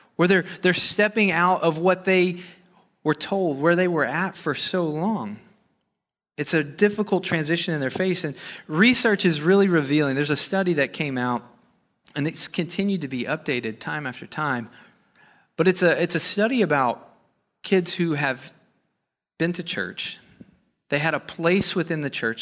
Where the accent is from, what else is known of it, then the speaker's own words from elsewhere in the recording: Arkansas, United States; moved away as an adult; I'm from Arkansas